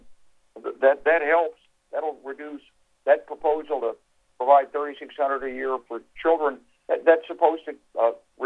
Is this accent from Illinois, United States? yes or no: no; Arkansas, United States; When I was a young man growing up in Arkansas